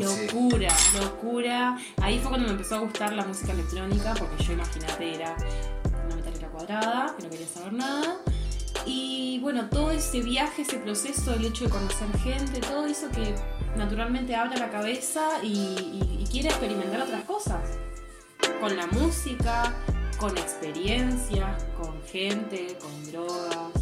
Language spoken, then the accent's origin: Spanish; General Roca, Río Negro, Argentina; moved away as an adult; also born or lived in Germany; yo soy de Río Negro, de la Patagonia Argentina. Eh, nací en una ciudad llamada General Roca.